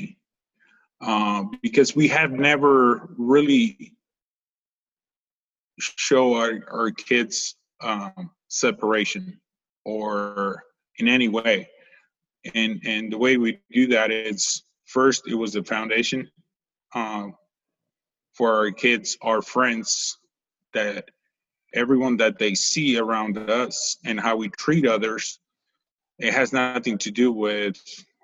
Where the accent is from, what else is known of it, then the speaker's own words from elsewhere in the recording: Guadalajara, Jalisco, Mexico; also born or lived in California; now in Tennessee, United States; I was born and raised in Mexico.